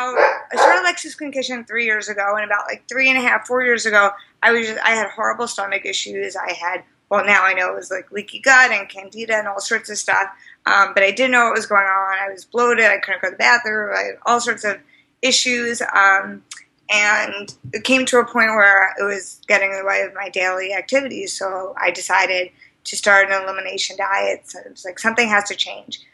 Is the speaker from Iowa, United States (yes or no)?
no; New York, United States; moved away as an adult; also born or lived in Amherst, Massachusetts; now in Boston, United States; I'm originally from New York, and I've been in Boston about 4 years now